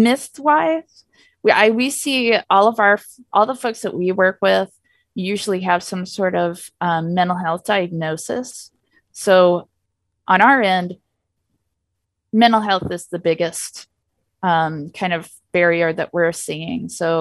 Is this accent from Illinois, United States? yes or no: yes; Illinois, United States; I mean, like I said, I'm from Illinois.